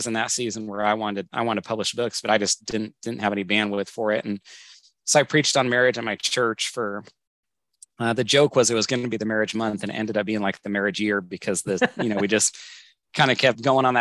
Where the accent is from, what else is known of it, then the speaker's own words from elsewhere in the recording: Northern California, United States; moved away as an adult; also born or lived in Southwest Washington; now in Washington, United States; My wife and I grew up together in Northern California.